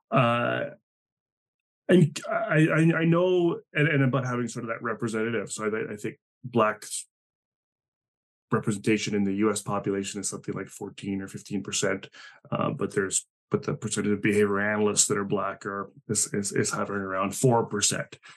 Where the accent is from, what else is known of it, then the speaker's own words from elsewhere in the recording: Spain; first language Spanish; English is a second language; just because I'm from Spain and speak Spanish doesn't mean I'm going to do well